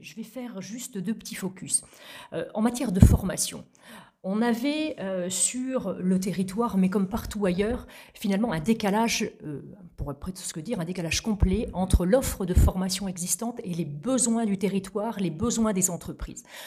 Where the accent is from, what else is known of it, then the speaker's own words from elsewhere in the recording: La Graverie, Normandy, France; also born or lived in Vire; Je suis née à Vire, donc euh, capitale du bocage virois. J'ai grandi à la Graverie, à quelques kilomètres de Vire